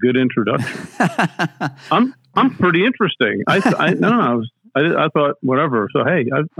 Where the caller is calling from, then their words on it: Pennsylvania, United States; I am. I'm southeastern Pennsylvania. I'm outside of Philadelphia, about 45 minutes, and I'm in my house.